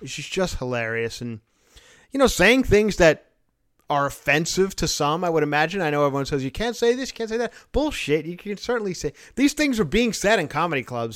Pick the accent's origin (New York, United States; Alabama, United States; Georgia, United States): New York, United States; I'm born and raised in New York